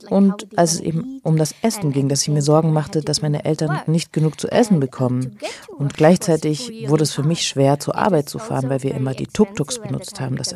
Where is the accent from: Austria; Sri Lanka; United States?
Sri Lanka; German is a second language; Es ist witzig, dass alle denken, dass ich Inderin bin und dann muss ich den Leuten erklären, ich komme aus Sri Lanka.